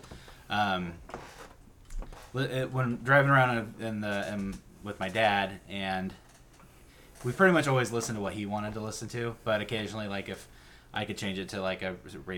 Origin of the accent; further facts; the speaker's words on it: the Northwest, Pacific Northwest, United States; growing up in the Northwest